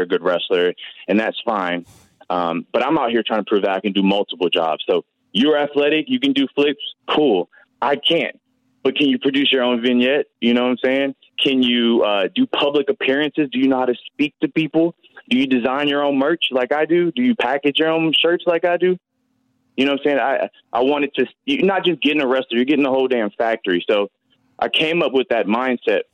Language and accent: English; New Orleans, Louisiana, United States; New Orleans born and bred kid